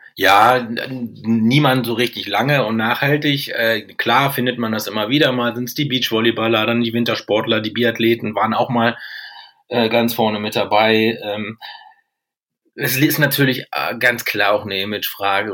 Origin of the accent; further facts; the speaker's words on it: Lüneburg, Lower Saxony, Germany; ich komme jetzt ja aus Lüneburg, eine Volleyball-Bundesliga-Stadt